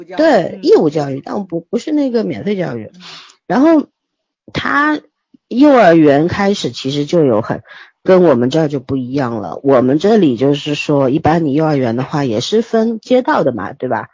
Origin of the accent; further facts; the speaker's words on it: China; 我们大陆人